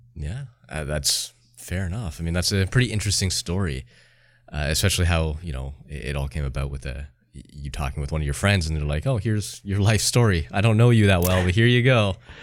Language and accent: English; Canada; I'm Canadian